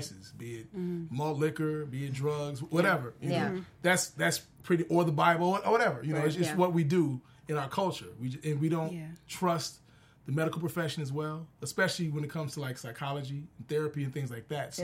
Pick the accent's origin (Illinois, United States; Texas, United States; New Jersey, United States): Illinois, United States; Chicago; growing up in Chicago